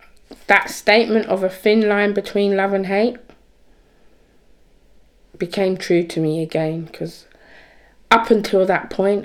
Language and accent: English; England, United Kingdom; I explained to them that I'm here, I'm from England.